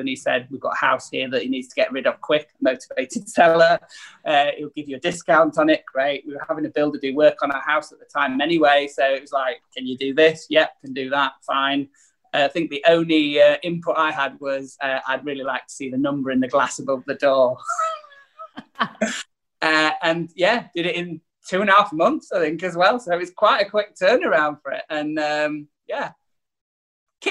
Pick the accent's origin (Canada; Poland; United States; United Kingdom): United Kingdom; Leeds, Yorkshire and the Humber; moved away as an adult; also born or lived in Newcastle; I'm from Leeds originally